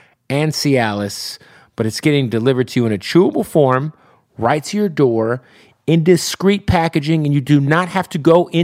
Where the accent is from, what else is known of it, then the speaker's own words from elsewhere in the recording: Phoenix, Arizona, United States; Phoenix, Arizona, my hometown